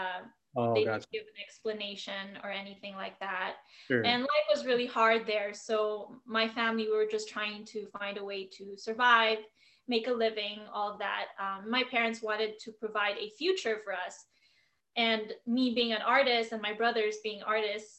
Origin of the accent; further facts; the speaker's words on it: Philippines; now in United States; I was born and raised in the Philippines